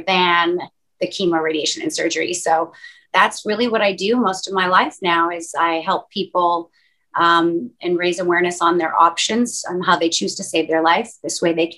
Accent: Canada; moved away as an adult; now in Los Angeles, United States; My family's from Northern Europe. And my mom immigrated to Canada to have me and to raise me

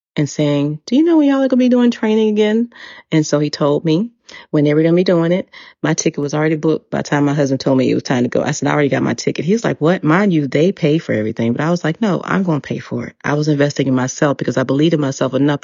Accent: United States; first language English; moved away as an adult; also born or lived in Dubai; I am an American. And I said, I'm from the United States. I'm a native English speaker.

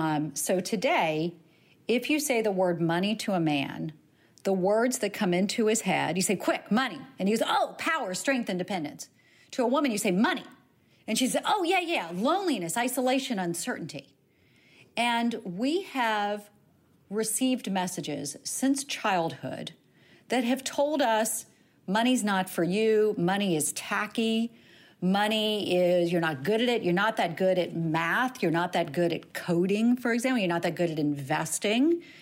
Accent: the South, United States; I grew up in the South as well.

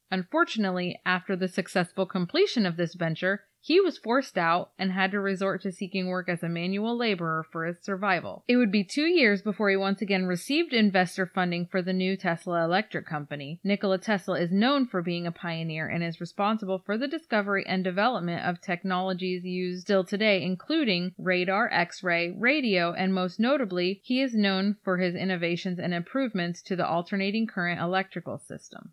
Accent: Iowa, United States; We're from Iowa

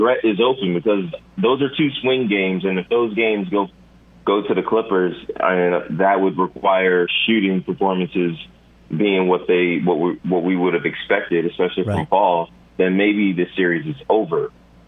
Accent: Philadelphia, Pennsylvania, United States; now in Los Angeles, United States; I'm from Philly and living in L.A.

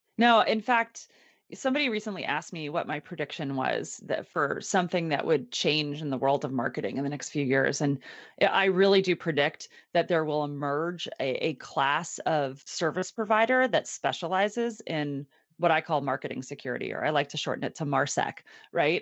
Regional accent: Annapolis, Maryland, United States; I am from Annapolis, Maryland

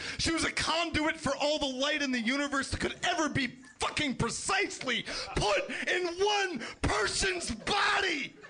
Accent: East Coast, United States; I'm from the East Coast, and if there's something I'm known for, it's definitely my grip.

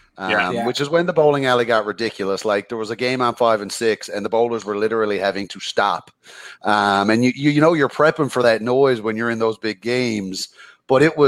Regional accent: Carbonear, Newfoundland and Labrador, Canada; I'm not from St. John's, I'm from Carbonear, small town.

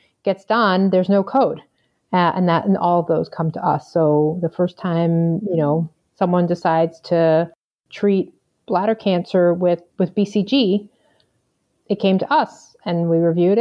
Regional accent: Long Island, New York, United States; also born or lived in Galveston, Texas; now in Chicago, United States; I grew up on Long Island

